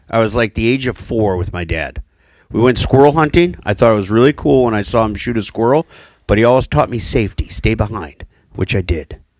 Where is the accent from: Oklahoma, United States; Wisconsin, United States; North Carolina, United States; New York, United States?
Wisconsin, United States; Watertown; But I'm from central. Well, I'll be from southern Wisconsin area. shall we say that?